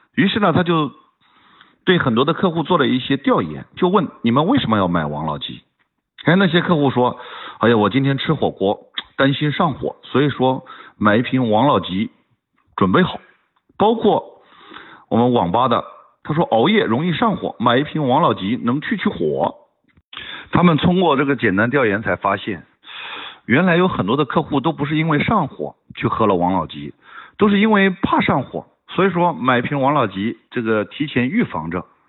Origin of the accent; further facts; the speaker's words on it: China; 我作为一个中国人非常地自豪